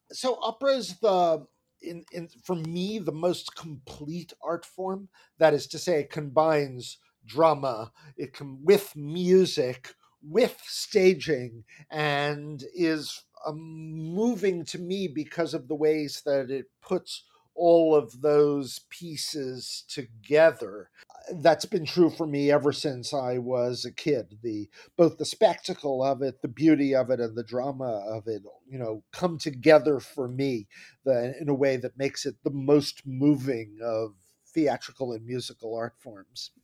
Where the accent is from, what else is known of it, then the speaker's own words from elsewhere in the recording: New Jersey, United States; now in New York City, United States; my parents moved to New Jersey when I was very young